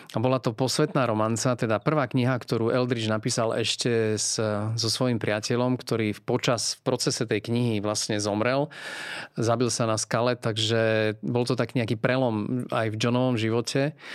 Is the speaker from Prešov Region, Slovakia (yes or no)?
yes; Podolínec, Prešov Region, Slovakia; ja som vyrástol vlastne v Podolinci. Eh, je to malé mestečko